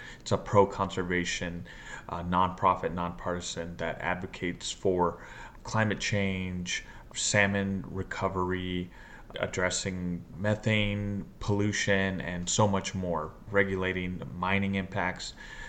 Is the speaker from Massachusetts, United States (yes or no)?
no; Nampa, Idaho, United States; I'm a Shoshone-Bannock tribal member of Idaho. I'm born and raised in Nampa from the Treasure Valley, Canyon County part of the state.